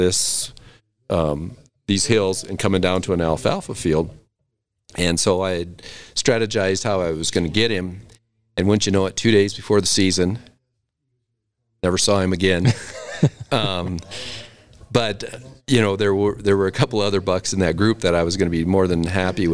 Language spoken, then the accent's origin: English; South Dakota, United States; moved away; I grew up in South Dakota, so I have to go back there every year.